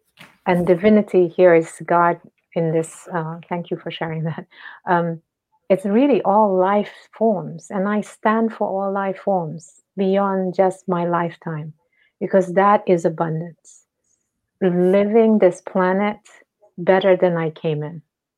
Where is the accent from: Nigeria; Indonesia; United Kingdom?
Indonesia; I come from Indonesia